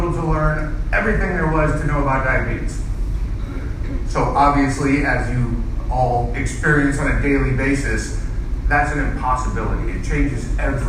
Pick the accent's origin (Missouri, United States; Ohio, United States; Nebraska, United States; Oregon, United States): Missouri, United States; St. Louis; I grew up in St. Louis, born and raised